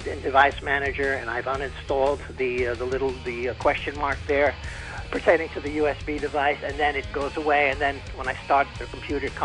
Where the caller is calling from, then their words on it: Danbury, Connecticut, United States; I'm from Danbury, and uh, I'm a I consider myself a little bit of a geek.